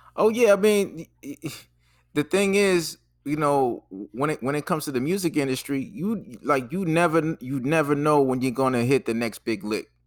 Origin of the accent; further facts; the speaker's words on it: Boston, Massachusetts, United States; moved away as an adult; also born or lived in Jersey City / Washington, D.C.; I'm from Boston, so we didn't have Checkers.